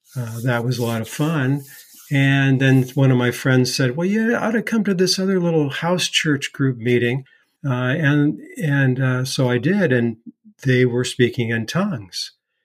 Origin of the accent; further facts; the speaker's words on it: Seattle, Washington, United States; also born or lived in Bay Area, California; now in North Carolina, United States; I was raised in the Presbyterian church in the greater Seattle area.